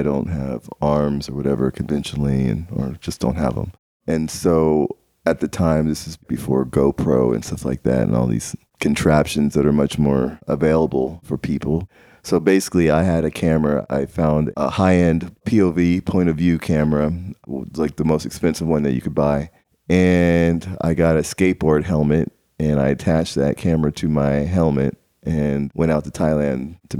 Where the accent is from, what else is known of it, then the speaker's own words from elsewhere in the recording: Maryland, United States; born there; I was born in Maryland in 1972. I was born severely disabled.